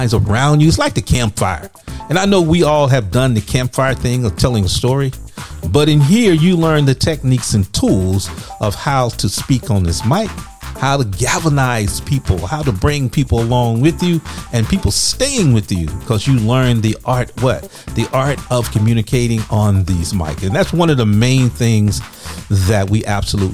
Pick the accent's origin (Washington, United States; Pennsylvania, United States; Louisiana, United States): Louisiana, United States; I'm from Louisiana